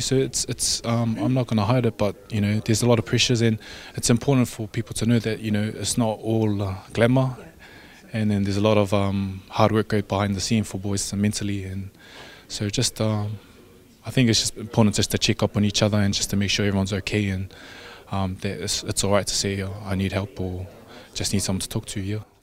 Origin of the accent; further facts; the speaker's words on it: Samoa; I'm from Mangyangi, Ngofali, Malie, yeah, Moenga